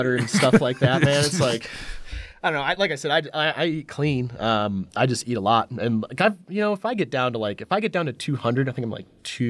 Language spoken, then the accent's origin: English; Michigan, United States; We always crack up because it takes place in Flint, I grew up in Michigan